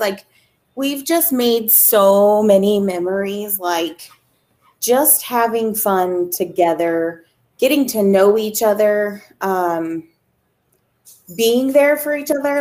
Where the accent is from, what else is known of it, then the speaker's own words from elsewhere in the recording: West Virginia, United States; now in Arizona, United States; I live in Arizona. I'm originally from West Virginia